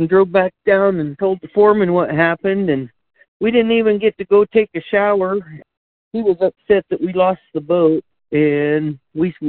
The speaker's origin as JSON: {"language": "English", "town": "Grants", "region": "New Mexico", "country": "United States", "tie": "born or raised there", "said": "I was born and raised right here in Grants, New Mexico"}